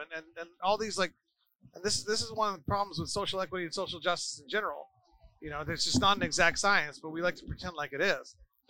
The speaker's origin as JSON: {"language": "English", "town": "Tucson", "region": "Arizona", "country": "United States", "tie": "born or raised there", "said": "I grew up in Tucson, Arizona"}